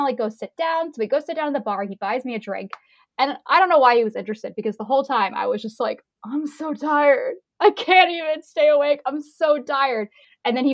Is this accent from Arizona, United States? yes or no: no; Fredericksburg, Virginia, United States; I came back to my town, my hometown, Fredericksburg, Virginia